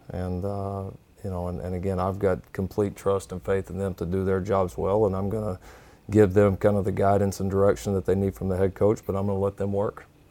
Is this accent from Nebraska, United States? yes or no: no; Texas, United States; growing up in a program that in the state of Texas